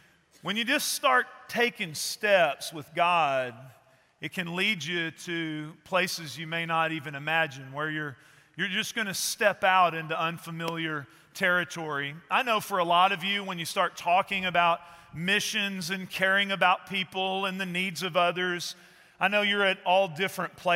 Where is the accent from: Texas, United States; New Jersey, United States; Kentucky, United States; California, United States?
Texas, United States; East; I grew up in East Texas